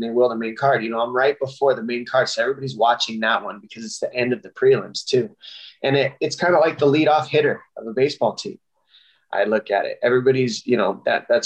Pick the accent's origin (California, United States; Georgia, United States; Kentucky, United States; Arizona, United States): Arizona, United States; Tucson; my hometown, Tucson, Arizona